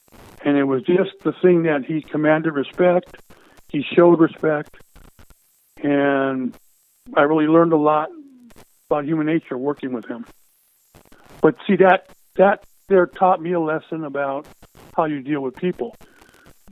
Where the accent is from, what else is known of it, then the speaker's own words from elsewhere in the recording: Los Angeles, California, United States; I was born in East L.A., which is, you know, back then lower income area, gang area, predominantly Hispanic